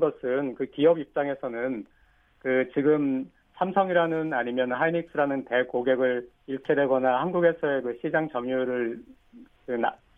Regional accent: South Korea; now in Japan; 제가 일본에 있는 한국 사람이기 때문에

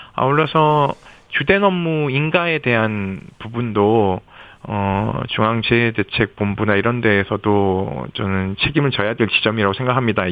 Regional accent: Yeongju, North Gyeongsang, South Korea; 저희 고향 영주 바로 밑 밑에 있는 데성천이에요 영주댐에서 물이 나와서 그리 흘러가는데 어린 시절 놀던 곳이기도 해서

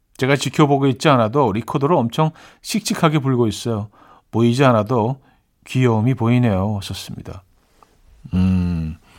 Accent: Seoul, South Korea; also born or lived in Chungju, North Chungcheong (parents' hometown) / Yangjae-dong; 저는 사실 뭐 서울에서 태어났지만 부모님들이 이제 뭐 충북 충주가 고향이시기 때문에 항상 물어보면 그냥 야, 충북 출신입니다.

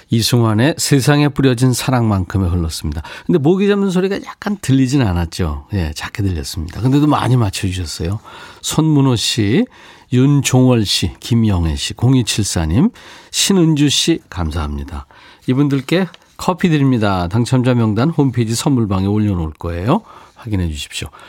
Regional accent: Busan, South Korea; 저도 부산이 고향이라예.

